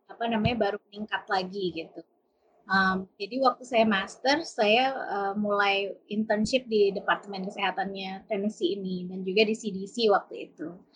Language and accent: Indonesian; Bogor, West Java, Indonesia; saya kecilnya dulu di Bogor, jadi sekitar 12 kilo dari Bogor. Jadi desa, sih. bapak saya itu ternak ayam dan ibu saya itu perawat